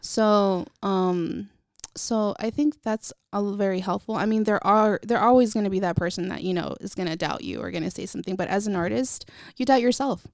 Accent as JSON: {"language": "English", "town": "Vallejo", "region": "California", "country": "United States", "tie": "born or raised there", "also_born_or_lived": "Napa, California", "said": "I was born in Napa and raised in Vallejo"}